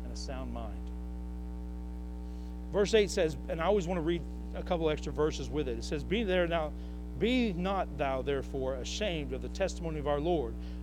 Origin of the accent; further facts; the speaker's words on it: Northwest Arkansas, United States; I'm from here, y'all. I'm from Northwest Arkansas